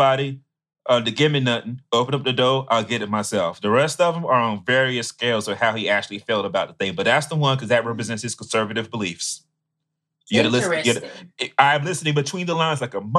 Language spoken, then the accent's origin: English; Augusta, Georgia, United States; …'s from my hometown